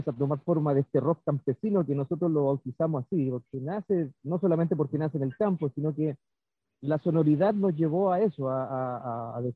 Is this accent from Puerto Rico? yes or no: no; Chile; como rockero chileno, casi todos los rockeros chilenos tenemos la influencia